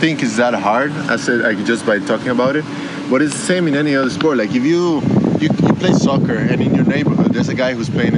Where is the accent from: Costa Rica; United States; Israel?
Costa Rica; I grew up in Costa Rica, training there